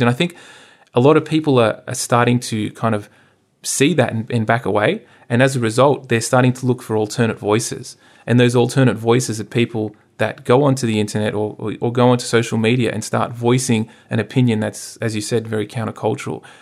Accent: Sydney, New South Wales, Australia; I grew up out in the Hills District

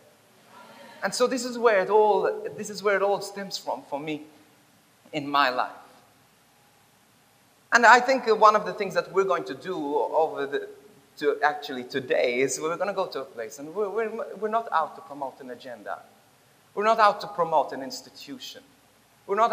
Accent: Bendigo, Victoria, Australia; I'm from Victoria. I'm from Bendigo.

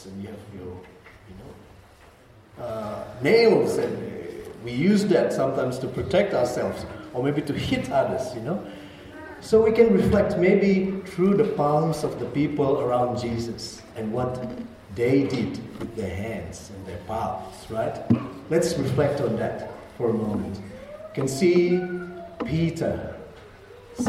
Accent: Indonesia; As Indonesians

